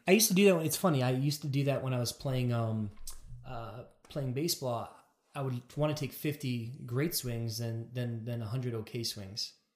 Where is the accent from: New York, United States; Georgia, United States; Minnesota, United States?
New York, United States; New York and Long Island, United States; I'm from New York and Long Island